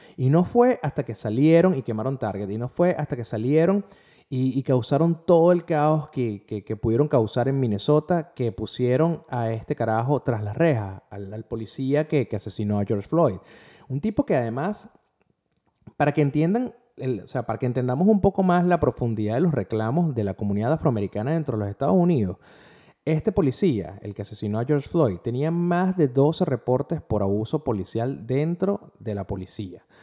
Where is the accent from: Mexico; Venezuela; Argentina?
Venezuela; como venezolano